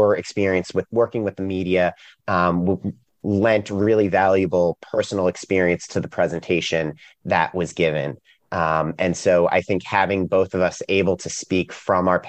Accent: New York, United States; now in Raleigh, United States; I'm originally from New York. So I'm a little bit out of place down here in Raleigh, North Carolina

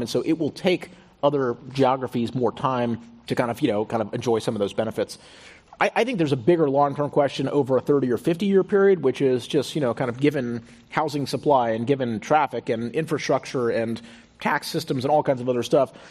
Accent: Houston, Texas, United States; moved away; also born or lived in Stanford; I grew up in Houston.

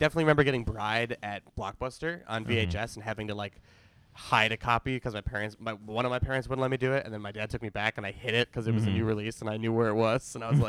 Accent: Skokie, Illinois, United States; there was a one screen theater in my hometown that now is like they do stand-up comedy there and stuff. It's the Skokie Theater.

